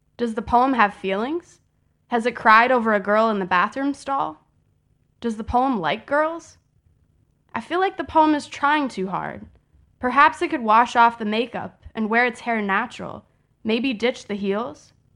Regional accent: Chicago, Illinois, United States

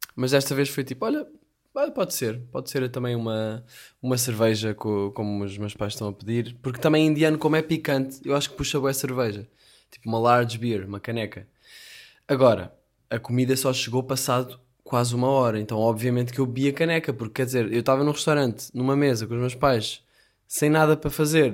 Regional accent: Portugal; continuo aqui pelo, pelos Algarves, como um bom português

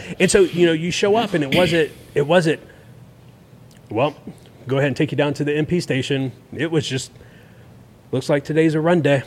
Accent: Tallahassee, Florida, United States; born and raised in Tallahassee

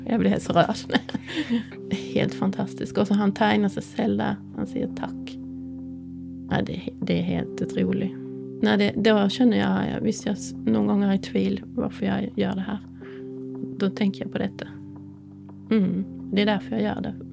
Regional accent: Sweden; also born or lived in Norway; de vet ju att jag är svensk och

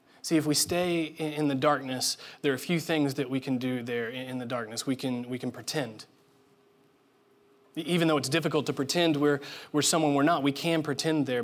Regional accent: Indiana, United States; growing up in Indiana, it's a requirement.

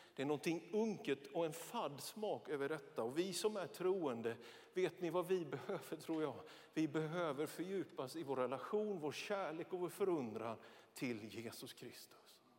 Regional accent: Björkeby, Jönköping County, Sweden; now in Västerås, Sweden; Ja, jag är smålänning. Ja, jag är född i den lilla, men enligt oss själva mycket betydelsefulla metropolen Björkeby mellan Vetlanda och Nässjö

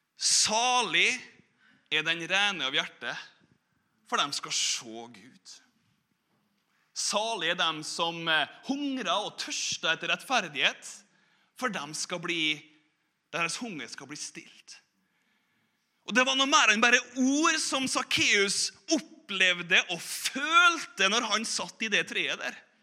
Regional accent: Korvåg, Møre og Romsdal, Norway; moved away; also born or lived in Bergen; på Korvåg, da, der jeg vokste opp

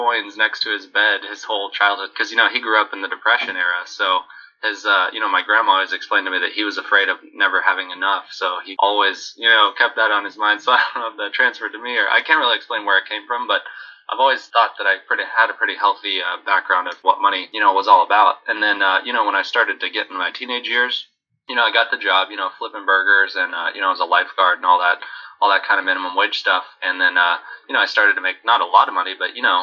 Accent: Central Texas, United States; also born or lived in Houston; I was born in Central Texas in 1988 and basically grew up in the 90s

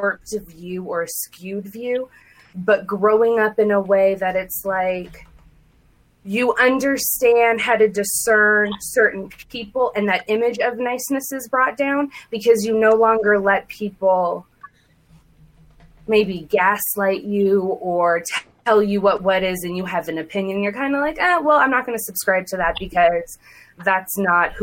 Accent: Saudi Arabia; moved away; I was born and raised in Saudi Arabia.

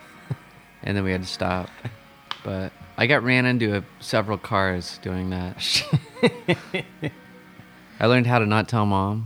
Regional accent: Stillwater, Oklahoma, United States; also born or lived in Norman, Oklahoma; now in Tulsa, United States; I grew up in Stillwater, which is a lot like Norman. It's a college town. It's smaller than Norman, but I moved to Norman.

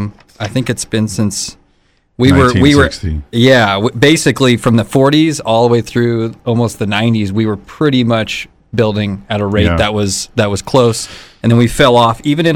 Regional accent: California, United States; as a Californian.

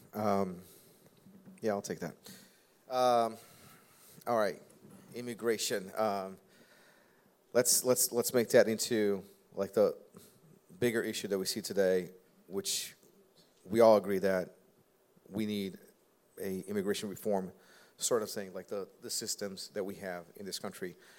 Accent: Brazil; English is a second language; now in United States; also an immigrant. I came from Brazil. I don't know if you guys ever noticed my little bit of accent

